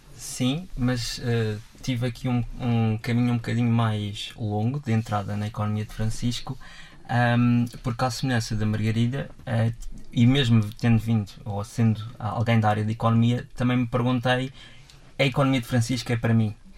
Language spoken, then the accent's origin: Portuguese; Portugal; nós, enquanto portugueses, num todo enquanto povo português